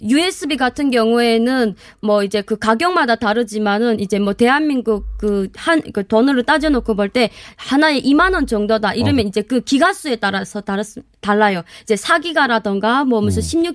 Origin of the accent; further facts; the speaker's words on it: Hyesan, Ryanggang, North Korea; moved away as an adult; now in South Korea; 저희 고향은 양강도 해산입니다.